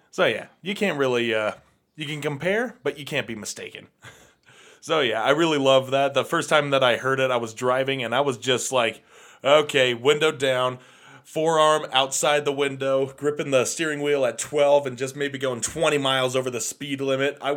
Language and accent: English; England, United Kingdom; growing up in England in the 70s and 80s, of course, you're going to see … a few times